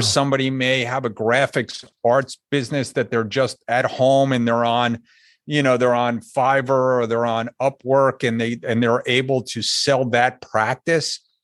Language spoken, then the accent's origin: English; Northeast, United States; moved away as an adult; also born or lived in Hartford, Connecticut; now in South Florida, United States; I grew up in the Northeast, if you couldn't hear it in my voice yet.